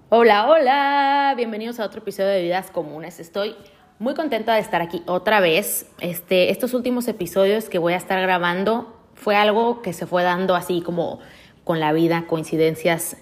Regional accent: Tijuana, Baja California, Mexico; yo la verdad soy muy orgullosa tijuanense, siempre lo digo, yo soy tijuanense, tijuanense, tijuanense, o sea, me, me gusta mucho ser de aquí

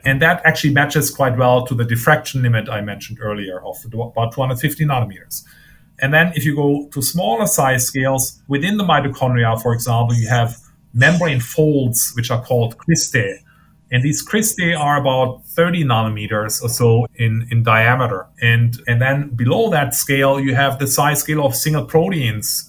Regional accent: Germany; moved away as an adult; also born or lived in Maine, United States; now in United States; I grew up in Germany uh, got my physics degree in Germany

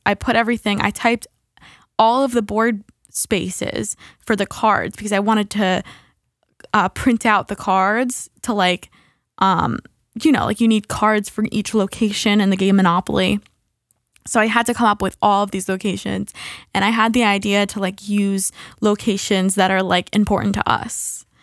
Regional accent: United States; we're American

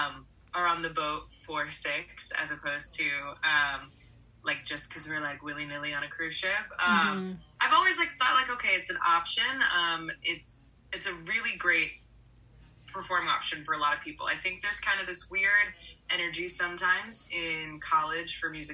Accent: Orlando, Florida, United States; I grew up in Orlando, Florida.

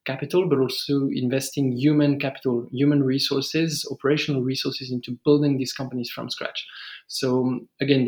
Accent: France; English is a second language; moved away as an adult; as you may hear from my accent, I'm originally from France, but I've been in various emerging countries for the past 10 or so years

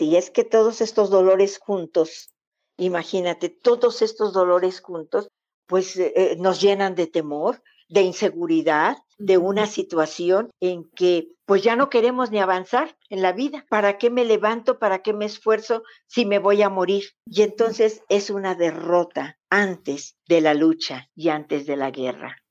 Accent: Mexico; somos como familias mexicanas

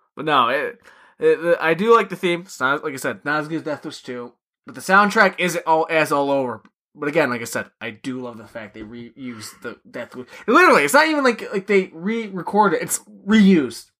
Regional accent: New York, United States; being a New Yorker

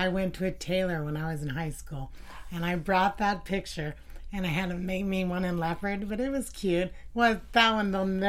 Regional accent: Arizona, United States; moved away; also born or lived in California; I was born in Arizona. I'm the only one that was born in Arizona. Then we all came back to California and never went back.

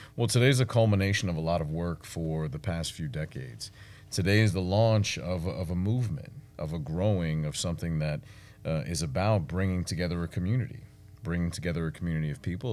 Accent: New York City, New York, United States; moved away as an adult; also born or lived in Washington, D.C.; now in Texas, United States; I was no different than anyone else growing up in Brooklyn

